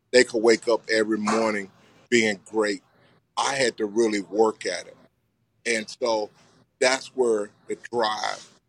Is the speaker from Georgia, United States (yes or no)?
no; Gladys, Virginia, United States; Town segregated, it's still segregated, but you know it was just you know, but everybody was poor